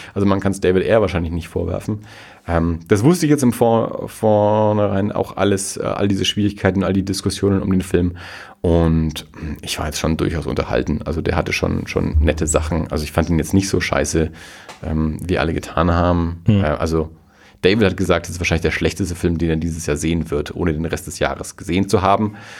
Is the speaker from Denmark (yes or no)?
no; Germany; wir als Deutsche